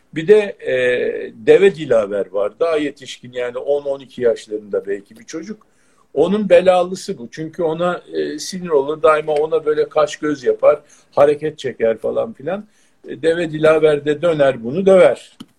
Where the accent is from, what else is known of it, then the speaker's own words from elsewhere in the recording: Turkey; biz yani Türk'üz